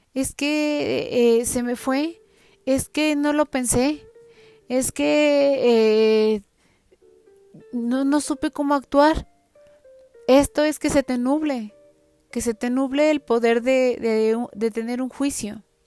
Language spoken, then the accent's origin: Spanish; Mexico; como buenos mexicanos